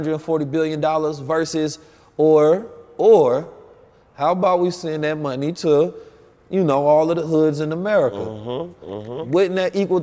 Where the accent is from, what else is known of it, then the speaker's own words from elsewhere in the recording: Oakland, California, United States; also born or lived in St. Louis, Missouri; I was born in St. Louis, raised in Oakland